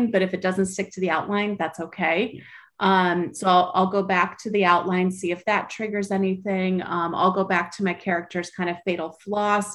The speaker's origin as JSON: {"language": "English", "town": "Sacramento", "region": "California", "country": "United States", "tie": "born or raised there", "lives_now": "Southern California, United States", "said": "I grew up in Sacramento, even though I live in Southern California now"}